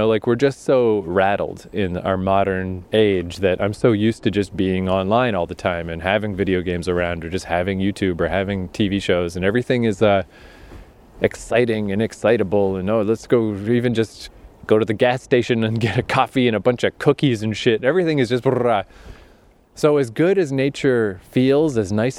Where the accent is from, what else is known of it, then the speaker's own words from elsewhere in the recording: Eastern Canada, Canada; this is a pretty rural area in eastern Canada